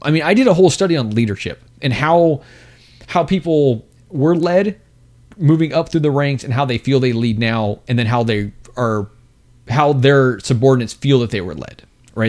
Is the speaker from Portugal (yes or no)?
no; Texas, United States; we're both from Texas